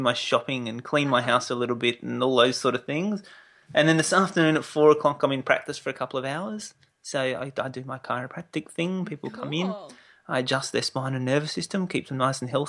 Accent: Adelaide, South Australia, Australia; I was born in Adelaide

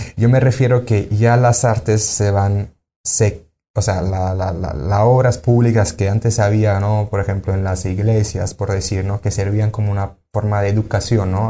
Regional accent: Sicily, Italy; moved away as an adult; now in Mérida, Mexico; yo soy de Sicilia

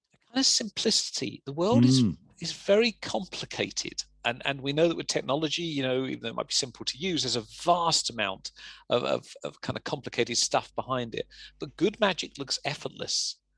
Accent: England, United Kingdom; accent: English; You know, the thing is, as well as having an English accent, I also have a voice which sounds like everything I say sounds sarcastic.

